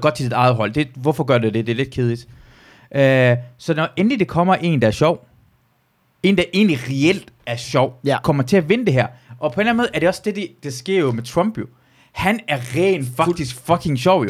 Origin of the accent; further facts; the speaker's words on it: Iran; now in Denmark; jeg kommer jo fra Iran af